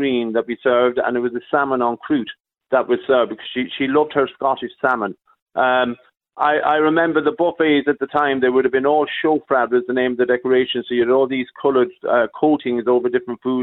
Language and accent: English; Sligo, Connacht, Ireland; moved away as an adult; also born or lived in Coventry, England; I was Irish. I was from Sligo.